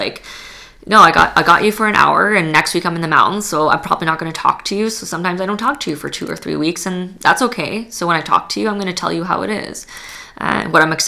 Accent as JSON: {"language": "English", "town": "Edmonton", "region": "Alberta", "country": "Canada", "tie": "born or raised there", "also_born_or_lived": "Poland", "said": "I'm not from here originally. I was born in Poland. I grew up in Edmonton"}